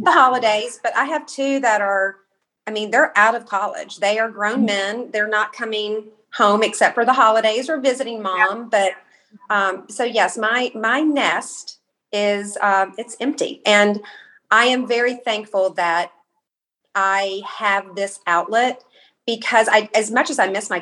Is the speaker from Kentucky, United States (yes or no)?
yes; Kentucky, United States; I'm from Kentucky